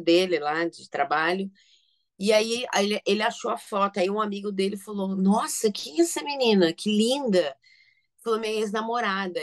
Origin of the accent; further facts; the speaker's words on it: São Paulo, Brazil; Eu, assim, nasci em São Paulo, né, capital